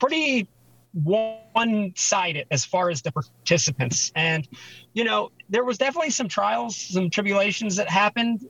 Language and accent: English; Pittsgrove, New Jersey, United States; also born or lived in Philadelphia, Pennsylvania; growing up in Philadelphia and then later New Jersey